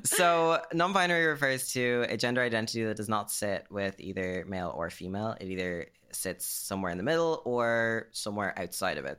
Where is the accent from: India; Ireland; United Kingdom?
Ireland; Greystones, Leinster; my hometown of Greystones